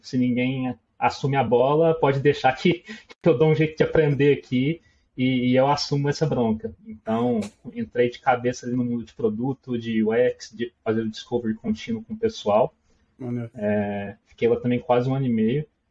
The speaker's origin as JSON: {"language": "Portuguese", "region": "Minas Gerais", "country": "Brazil", "also_born_or_lived": "Uberlândia", "said": "o meu sotaque vai me denunciar, né? Eu acredito que já denunciou. Eu sou de Minas, moro em Uberlândia, Triângulo Mineiro"}